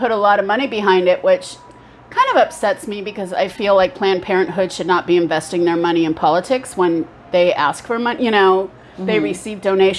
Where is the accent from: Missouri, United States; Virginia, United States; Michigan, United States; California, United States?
California, United States; Orange County and San Diego; I grew up in Orange County and San Diego, and this place is kind of right between the two.